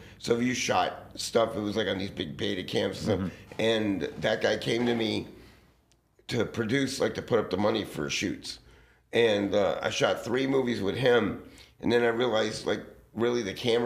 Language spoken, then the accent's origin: English; Los Angeles, California, United States; also born or lived in Santa Monica, California; I grew up right in this neighborhood by Fairfax and Sunset